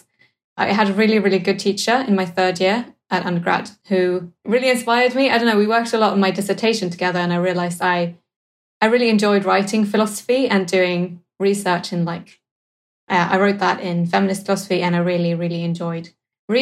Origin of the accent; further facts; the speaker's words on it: Sweden; English is a second language; moved away as an adult; also born or lived in Cardiff, United Kingdom / Cambridge, United Kingdom; the transition from going to, the equivalent of a sixth form in Sweden to university in the UK